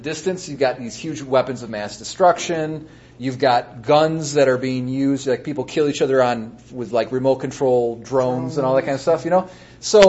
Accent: United States; I'm an American

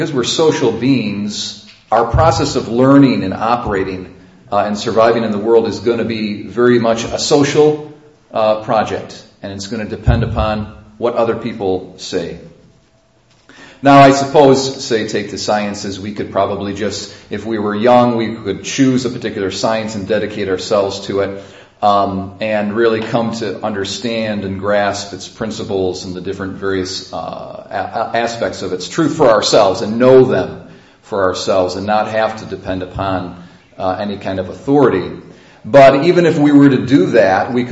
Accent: Sodus, New York, United States; I was born in Sodus Hospital

